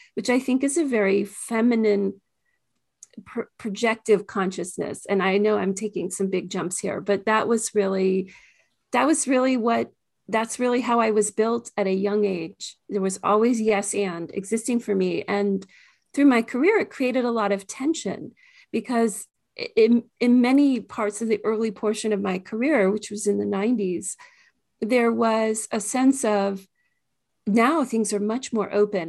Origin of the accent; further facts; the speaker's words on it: Washington, District of Columbia, United States; I grew up in the Washington, D C area